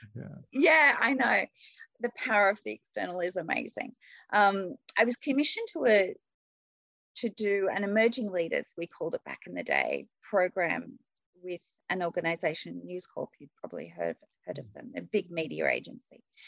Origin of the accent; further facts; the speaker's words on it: Australia; I'm from Australia.